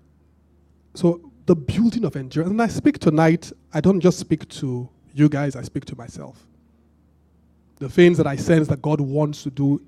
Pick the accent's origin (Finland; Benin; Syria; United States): Benin; I grew up in Benin